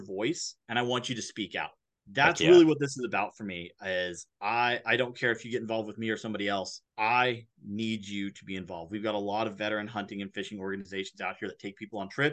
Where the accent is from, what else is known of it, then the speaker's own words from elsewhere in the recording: Texas, United States; moved away as an adult; also born or lived in Germany; now in Thurston County, Washington, United States; I grew up originally in Texas.